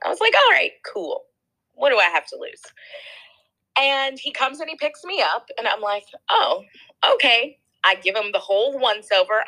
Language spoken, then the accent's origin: English; New York, United States; moved away as an adult; also born or lived in Massachusetts; I was born in New York, I lived in New York, but never went anywhere past New York